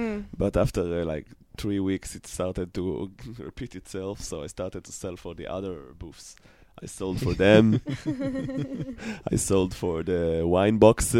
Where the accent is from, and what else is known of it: Israel; moved away as an adult; now in New York City, United States